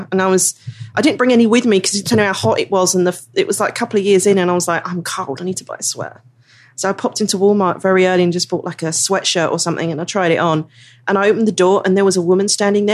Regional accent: London, United Kingdom; accent: Cockney; now in San Diego County, United States; I say water or water if I'm being particularly cockney

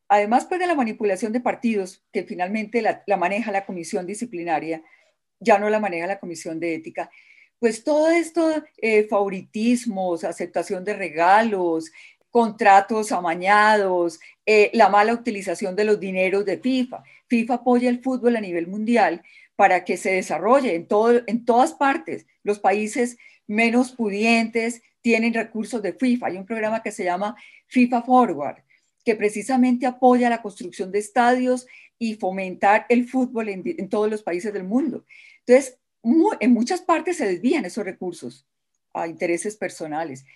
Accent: Colombia; como colombiana

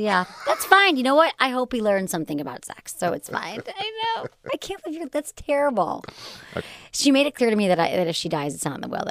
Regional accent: Michigan, United States; Yeah, I'm from Michigan.

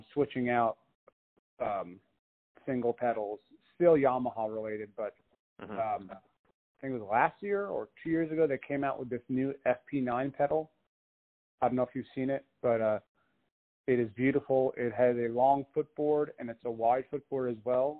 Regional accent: Long Island, New York, United States; moved away as an adult; also born or lived in Philadelphia; now in Nashville, United States; born and raised in New York

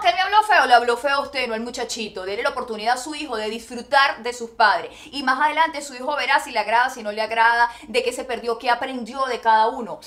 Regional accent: Venezuela; moved away as an adult; como decimos en Venezuela

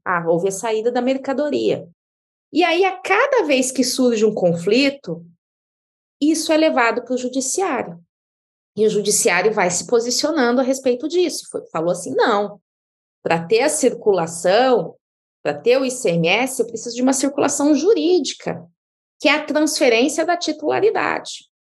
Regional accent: Diamantino, Mato Grosso, Brazil; moved away as an adult; now in São Paulo, Brazil; eu vim lá do interior do Mato Grosso. Eu sou de uma cidade chamada Diamantino

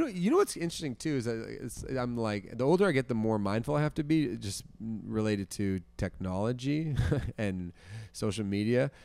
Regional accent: Toronto, Ontario, Canada; moved away as an adult; also born or lived in Hamilton; I'm from Toronto originally, but then I went to McMaster's

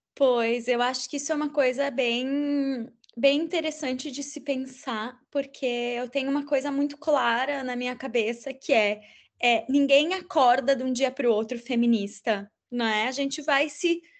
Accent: Caxias do Sul, Rio Grande do Sul, Brazil; em Caxias do Sul, que é de onde eu sou de origem

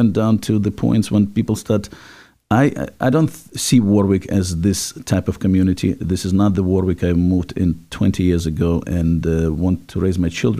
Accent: Ukraine; now in United States; I come from Ukraine

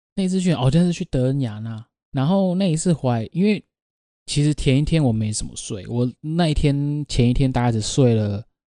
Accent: Taiwan; 我们台湾话

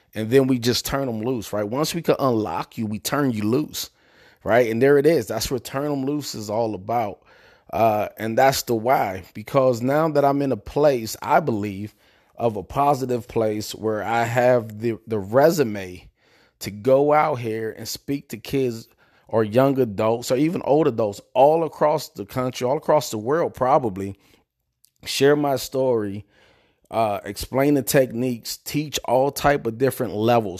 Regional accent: Prince George's County, Maryland, United States; also born or lived in Pittsburgh, Pennsylvania; I'm originally from Pittsburgh, Pennsylvania. Uh, I moved to Prince George's County, Maryland when I was about nine years old. Uh, I grew up in a place called Spring Hill Lake Apartments

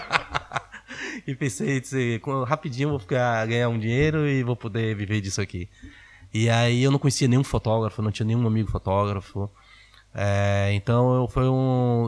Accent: Salvador, Bahia, Brazil; em Salvador, na Bahia, é, onde eu cresci.

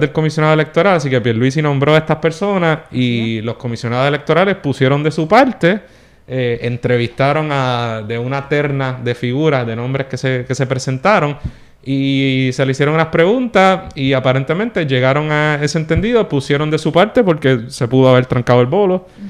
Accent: Puerto Rico

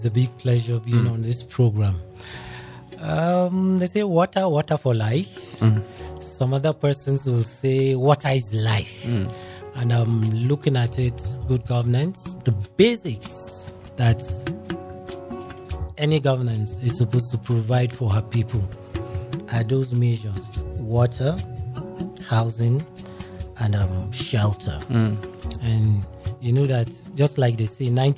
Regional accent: Jos, Plateau, Nigeria; grew up in Jos

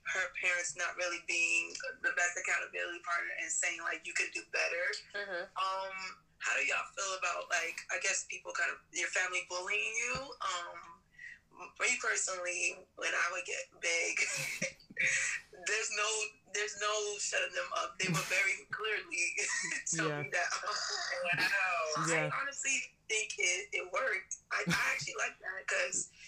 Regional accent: United States; I'm African American

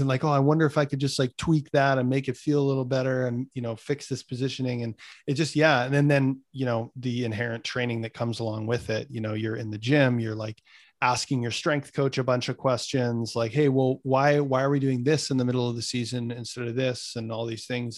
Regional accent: Winnipeg, Manitoba, Canada; my hometown of Winnipeg

